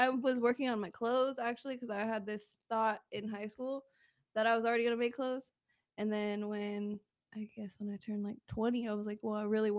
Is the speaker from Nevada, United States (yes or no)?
yes; Las Vegas, Nevada, United States; also born or lived in Pahrump, Nevada; No, I grew up in Vegas. Uh-huh. And then when I was like 16, I moved out to Perump.